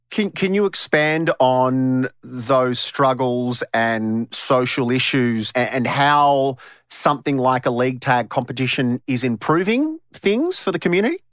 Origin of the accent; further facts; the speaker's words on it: far western New South Wales, Australia; just down the road from where Teela and I grew up in in far western New South Wales